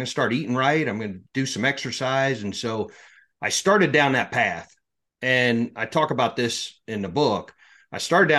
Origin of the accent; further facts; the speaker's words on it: Pennsylvania, United States; So I grew up in South Central Pennsylvania. I grew up on a little farm.